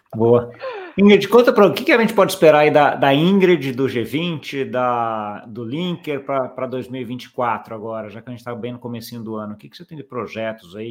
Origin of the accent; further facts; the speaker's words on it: Brazil; como brasileiro